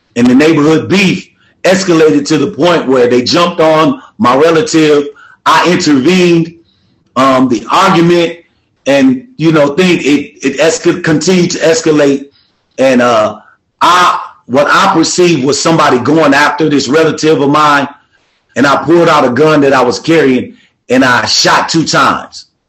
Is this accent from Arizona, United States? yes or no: no; Milwaukee, Wisconsin, United States; I'm from Milwaukee, Wisconsin.